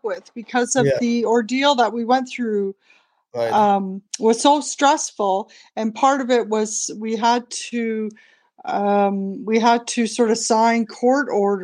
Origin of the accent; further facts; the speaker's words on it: a small town north of Toronto, Ontario, Canada; moved away as an adult; also born or lived in Banff, Alberta; I was born in Canada in a small town north of Toronto. And I went to Catholic school when I was growing up